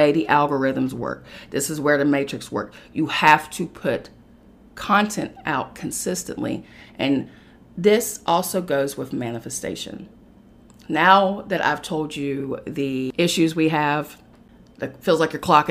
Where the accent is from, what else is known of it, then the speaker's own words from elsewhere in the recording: West Virginia, United States; moved away as an adult; now in New York City, United States; I had to get out of the comfort of my home state of West Virginia. And I had to move to an uncomfortable situation in New York City